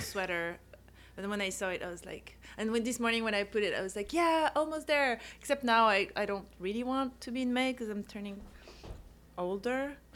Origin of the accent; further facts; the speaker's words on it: Corsica, France; English is a second language; moved away; I grew up in a place that's really cool, that's called Corsica